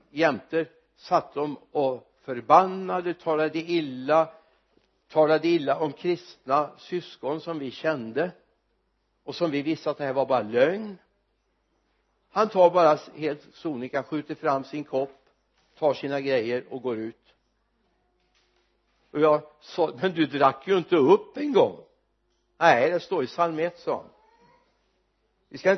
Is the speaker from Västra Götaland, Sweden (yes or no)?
yes; Mariestad, Västra Götaland, Sweden; på ett café hemma, Olssons café hemma i Mariestad